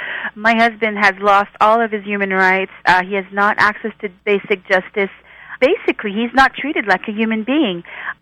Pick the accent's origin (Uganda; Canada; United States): Canada; As a Canadian, I didn't think that things like that are happening in my own country.